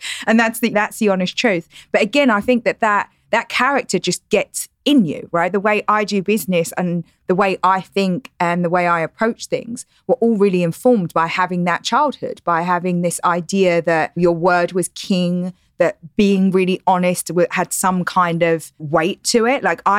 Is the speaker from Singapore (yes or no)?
no; London, United Kingdom; now in United States; I'm not Australian or South African. I'm English. So you try to, like, I speak with better accent here than I probably did at home. But I'm from East London, which is the equivalent of coming from Inglewood or the Bronx.